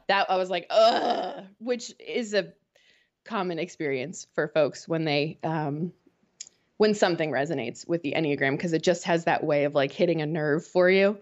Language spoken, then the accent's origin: English; outside of Boston, Massachusetts, United States; moved away as an adult; now in Winston-Salem, United States; I grew up outside of Boston and, um, moved down to North Carolina when Wake Forest offered me the job